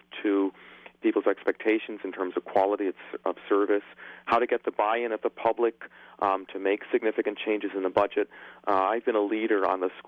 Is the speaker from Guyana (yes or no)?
yes; Guyana; also born or lived in England / United States; now in Irvine, United States; I was born in England, but then moved to Guyana when I was very young, and then emigrated to the United States in the 70s